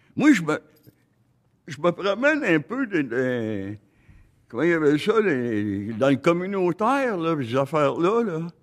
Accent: Gaspésie, Quebec, Canada; moved away; also born or lived in Côte-Nord; je suis natif de la Gaspésie

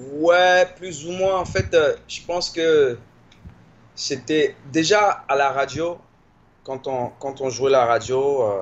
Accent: Washington, District of Columbia, United States; also born or lived in Paris, France / Maryland, United States; j'ai grandi dans Washington et dans le Maryland, qui est l'État qui est à côté

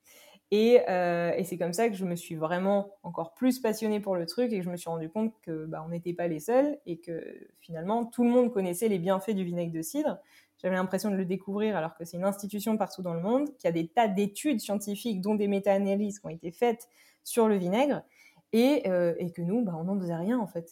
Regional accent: Normandy, France; now in Paris, France; Je suis originaire de Normandie

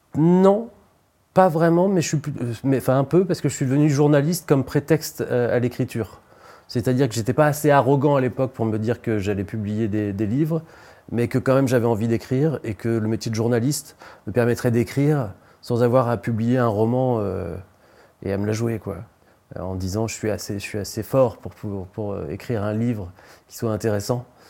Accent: Beaupréau, Pays de la Loire, France; moved away; also born or lived in Nantes; Et j'ai grandi dans un village entre Nantes et Angers qui s'appelle Beaupréau

